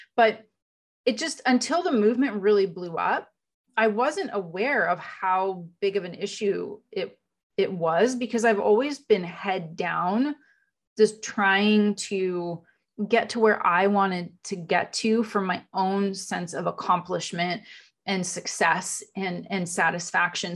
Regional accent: Canada; moved away as an adult; also born or lived in Europe / America; now in United States; So I was in Canada. I was born in Canada

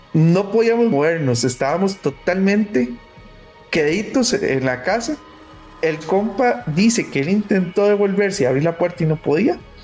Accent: Limón, Costa Rica; yo soy de Limón

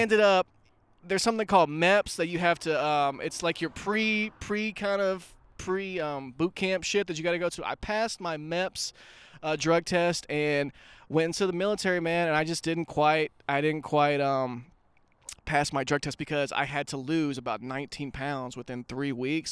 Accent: Pine Bluff, Arkansas, United States; moved away; also born or lived in Hot Springs, Arkansas; we, we moved from Pine Bluff to Hot Springs.

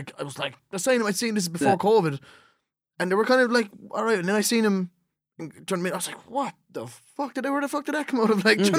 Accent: Limerick, Munster, Ireland

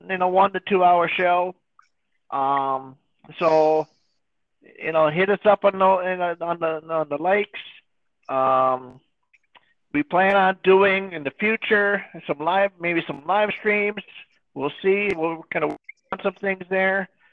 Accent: United States

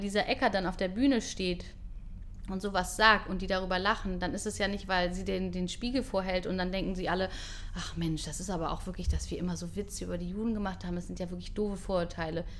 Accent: Hamburg, Germany; moved away as an adult; now in Israel; Ich bin aber in Hamburg geboren.

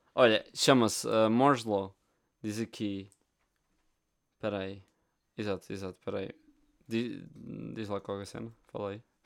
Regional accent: Portugal; Nós somos portugueses

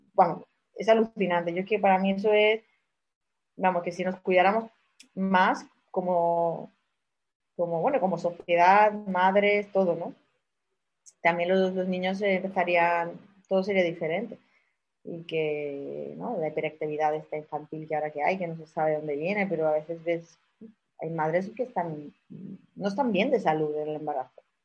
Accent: Málaga, Andalusia, Spain; accent: malagueño; somos aquí de Málaga

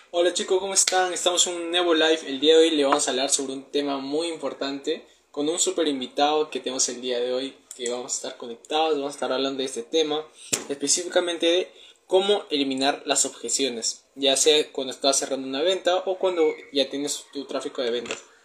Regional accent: Peru; tengo 19 años, soy de Perú

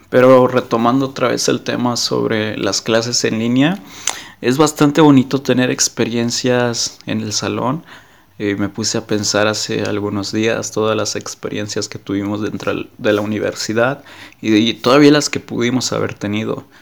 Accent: Mexico; soy de México

